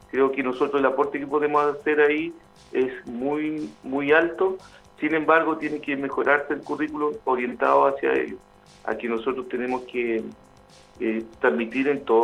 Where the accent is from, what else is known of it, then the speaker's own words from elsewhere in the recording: Chile; creo que es necesario que un tema que tenemos que conversar como, chilenos, ¿cierto?